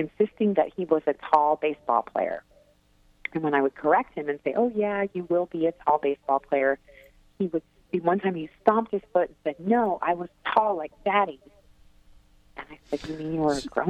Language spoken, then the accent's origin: English; California, United States; I grew up in California in the 70s